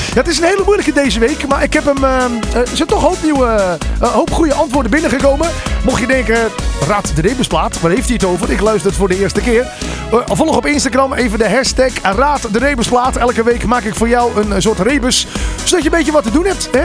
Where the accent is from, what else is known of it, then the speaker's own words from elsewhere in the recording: North Holland, Netherlands; Ik kom ook uit Noord-Holland.